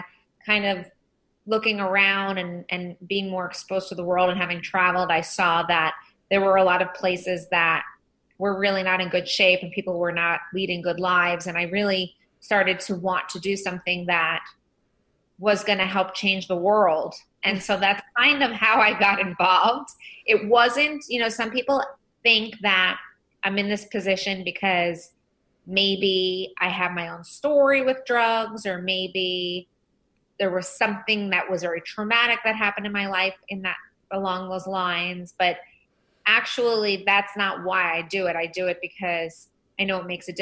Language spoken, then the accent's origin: English; Long Island, New York, United States; I grew up on Long Island, and I run Drug Free World in New York